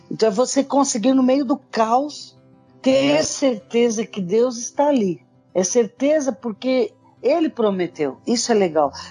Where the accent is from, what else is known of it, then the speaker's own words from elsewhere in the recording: Angola; assim como eu, angolanos, qualquer um pode morrer aqui